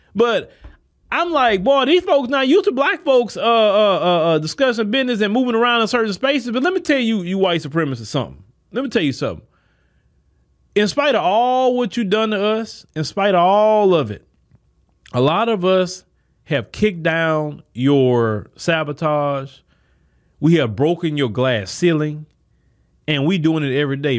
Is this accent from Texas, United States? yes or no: yes; Port Arthur, Texas, United States; I come from Port Arthur, Texas, where not too many people can say